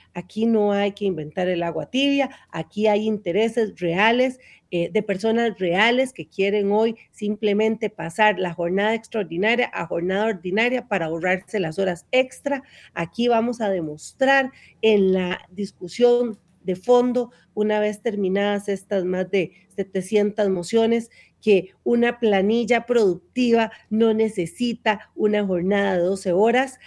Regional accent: Naranjo, Alajuela, Costa Rica; yo que soy de Naranjo

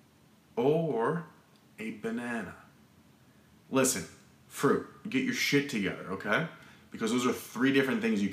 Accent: Arizona, United States; I'm from Arizona

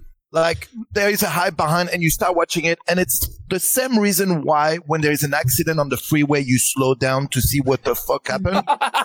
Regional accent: France; I'm from France.

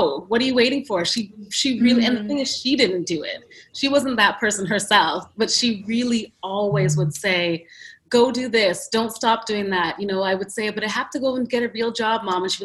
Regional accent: Ottawa, Ontario, Canada; moved away as an adult; also born or lived in New York City; I grew up in Ottawa, Canada

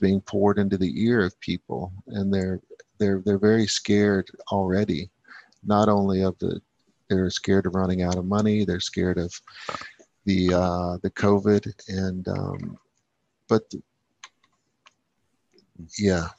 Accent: United States; moved away; I'm vested in America and I will be back, and I'm American to the core

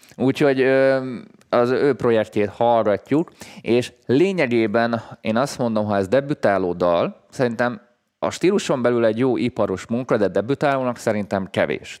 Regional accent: Hungary; magyarként, mi egy handicapből indulunk földrajzilag

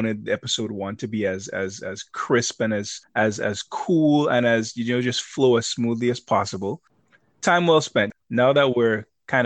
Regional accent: Grenada; now in New York, United States; I grew up in Grenada. Grenada is a very small place

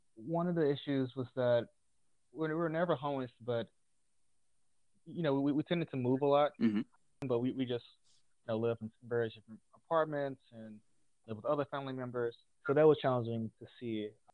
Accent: Jackson, Mississippi, United States; I'm originally from Jackson, Mississippi. I grew up in a single parent household

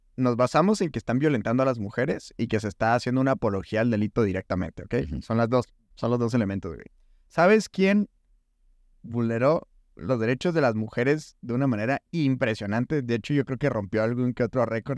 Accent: Hidalgo del Parral, Chihuahua, Mexico; me preguntan de dónde eres de Parral, le digo, sí

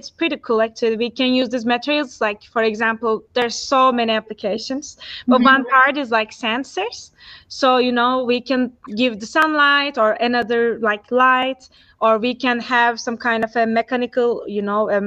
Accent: Turkey; moved away as an adult; also born or lived in Istanbul, Turkey; now in Zurich, Switzerland; I'm from Turkey. So I did my primary and high school in Turkey, and then my bachelor Turkey as well

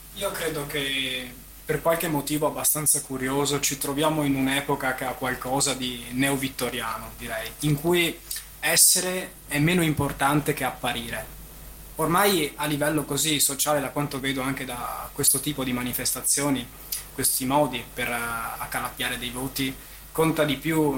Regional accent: Venice, Veneto, Italy; sono nato a Mestre, sono nato e cresciuto qui, vent'anni che sono

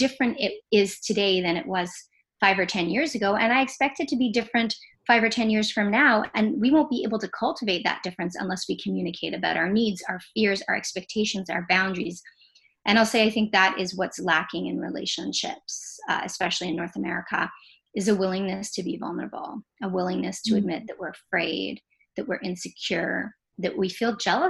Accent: Jamaica; I'm Jamaican

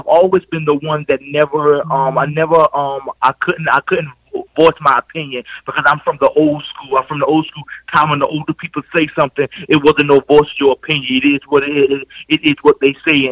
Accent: Swansea, South Carolina, United States; now in Cleveland, United States; I am from the state of South Carolina. I'm from a little town called Swansea, and now I reside in the beautiful city of Cleveland, Ohio

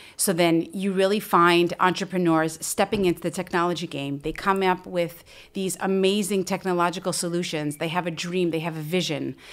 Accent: United States; moved away as an adult; now in Israel; as an American, now living in Israel for we, well over a decade

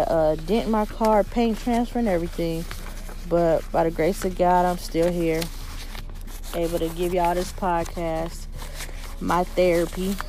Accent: United States; I love being an American, African American.

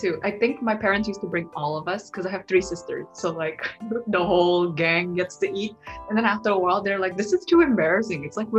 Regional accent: Makassar, South Sulawesi, Indonesia; from like a small town. Now it's no longer a small town, called Makassar.

